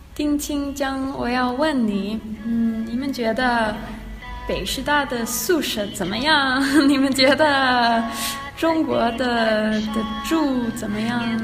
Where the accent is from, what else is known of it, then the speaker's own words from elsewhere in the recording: Denmark; Chinese is a second language; moved away as an adult; also born or lived in London, United Kingdom; now in Beijing, China; 我是丹麦人